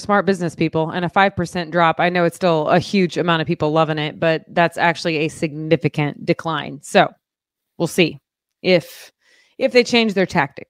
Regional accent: Muskogee, Oklahoma, United States; I'm an ….

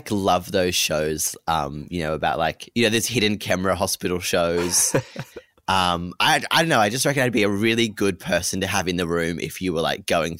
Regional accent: Narromine, New South Wales, Australia; now in Sydney, Australia; I'm currently living in Sydney, but I'm originally from Narromine, which is about 30 kilometres west of Dubbo. So, you know, country kid made good.

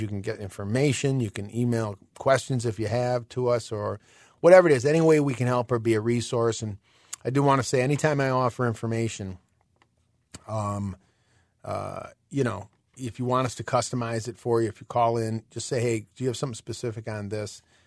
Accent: Illinois, United States; we're from Illinois

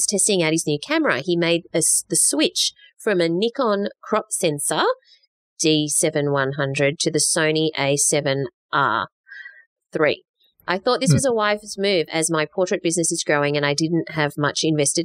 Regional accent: Australia; we're pretty Aussie

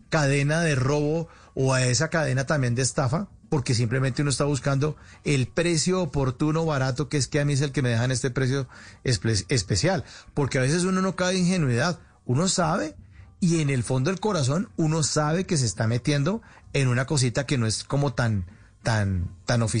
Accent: Colombia; O sea, uno también como colombiano o como pues personaje ciudadano normal se está prestando para un delito.

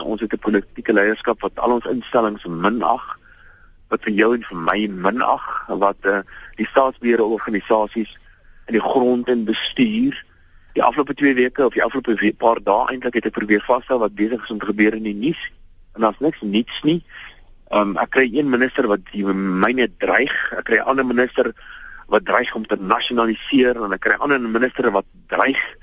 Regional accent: South Africa; ons as Suid-Afrikaners

